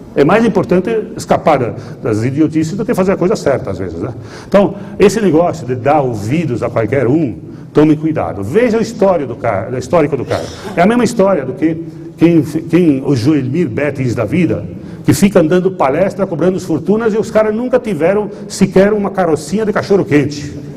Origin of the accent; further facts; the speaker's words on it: Nova Bassano, Rio Grande do Sul, Brazil; accent: gaúcho misturado com italiano; Nova Bassano, que é onde eu nasci